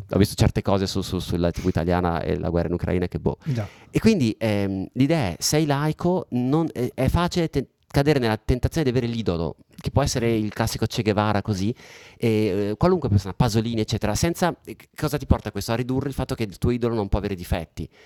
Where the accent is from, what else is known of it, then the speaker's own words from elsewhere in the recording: Italy; accent: Italian; moved away as an adult; also born or lived in London, United Kingdom; sono cresciuto, nato e cresciuto in Italia, ho vissuto qua fino a oltre 30, fino a 35 anni